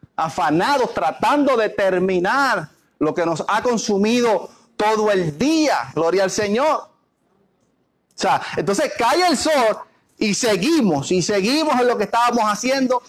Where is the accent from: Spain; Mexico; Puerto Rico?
Puerto Rico; nosotros somos, los puertorriqueños